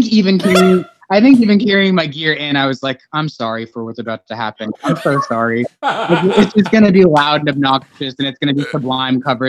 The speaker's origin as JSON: {"language": "English", "town": "Los Angeles", "region": "California", "country": "United States", "moved": "as an adult", "lives_now": "Nashville area, Tennessee, United States", "said": "I'm like from the Valley, San Fernando Valley"}